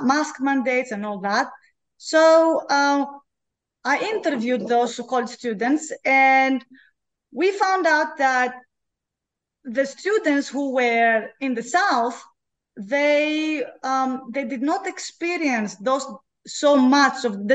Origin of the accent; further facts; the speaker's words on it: Greece; moved away as an adult; also born or lived in Belgium / Finland / Oregon; now in Baton Rouge, United States; I'm originally from Greece